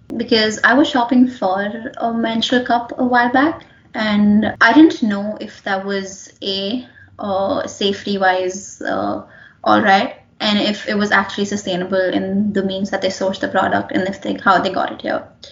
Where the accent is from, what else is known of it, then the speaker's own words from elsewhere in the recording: India; moved away; I've grown up in a developing country. Uh, I'm from India, and we were never taught about menstruation in high school, in middle school